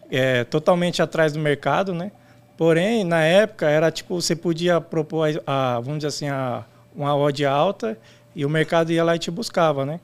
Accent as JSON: {"language": "Portuguese", "town": "São Bernardo do Campo", "region": "São Paulo", "country": "Brazil", "said": "Isso, sou do ABC Paulista."}